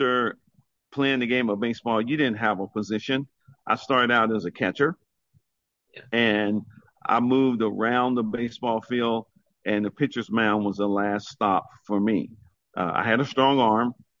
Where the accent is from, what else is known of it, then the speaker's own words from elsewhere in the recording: Oklahoma, United States; my senior year at Duke High School in Oklahoma